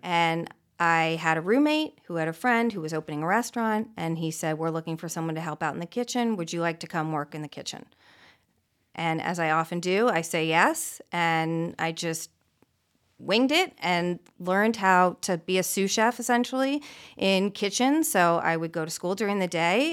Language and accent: English; Beverly Hills, California, United States; also born or lived in Santa Barbara; I grew up a few blocks away in Beverly Hills, um, born and raised